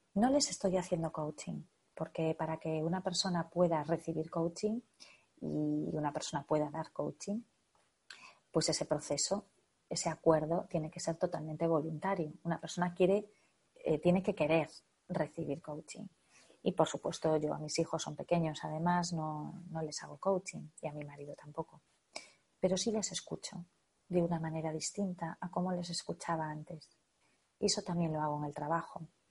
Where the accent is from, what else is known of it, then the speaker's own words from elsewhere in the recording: northern Spain, Spain; en mi zona, en mi país, en el norte de España